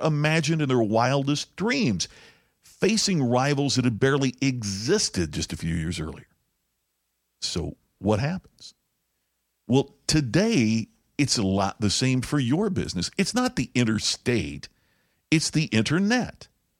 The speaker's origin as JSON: {"language": "English", "town": "Crothersville", "region": "Indiana", "country": "United States", "tie": "born or raised there", "said": "Well, picture if you're running a diner in a small town like where I grew up in Crothersville, Indiana, and all of a sudden competition lands that you never anticipated."}